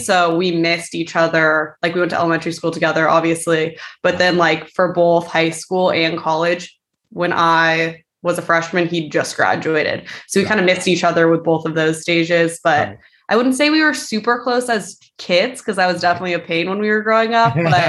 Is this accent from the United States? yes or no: yes; San Luis Obispo, California, United States; I actually grew up in San Luis Obispo.